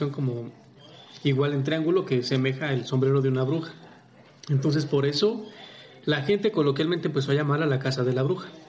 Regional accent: Mexico City, Mexico; yo soy de Ciudad de México

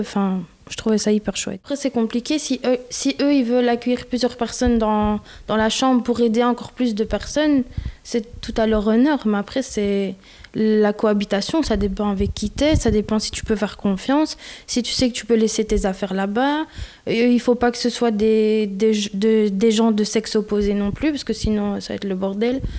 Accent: Belgium; je suis née en Belgique

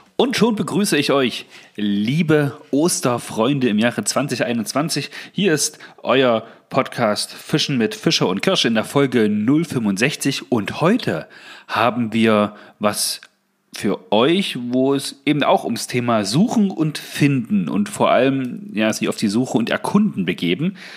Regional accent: Saxony-Anhalt, Germany; Bei uns in Sachsen-Anhalt

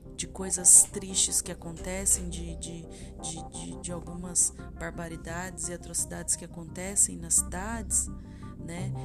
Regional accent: interior of Paraná, Brazil; also born or lived in Triple Frontier; eu sou daqui do interior do Paraná

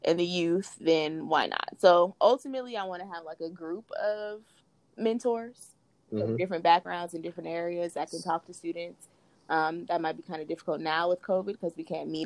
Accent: California, United States; we're from Cali

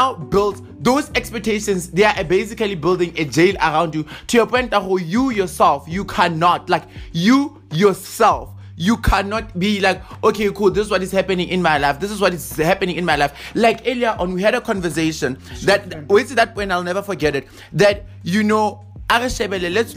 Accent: South Africa; as a South African

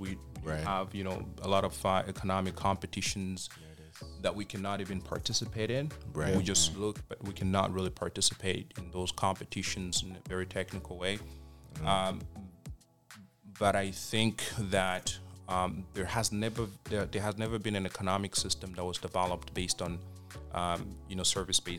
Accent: DR Congo; English is a second language; moved away as an adult; now in Canada; I was born and raised in the Democratic Republic of the Congo.

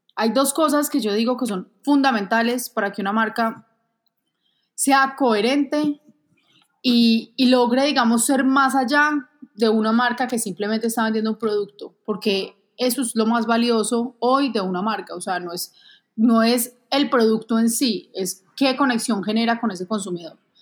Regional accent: Manizales, Caldas, Colombia; also born or lived in Bogotá; Realmente nací en Bogotá, me adoptaron mis papás cuando tenía un mes de nacida y viví toda la vida en Manizales.

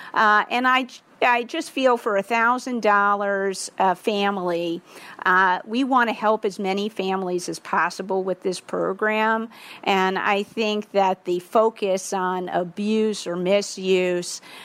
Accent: Baltimore, Maryland, United States; now in Washington, D.C., United States; I grew up in Baltimore and my parents live in Maryland

